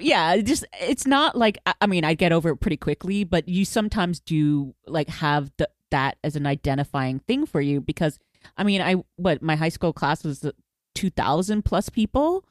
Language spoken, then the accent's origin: English; Houston, Texas, United States; I grew up in Houston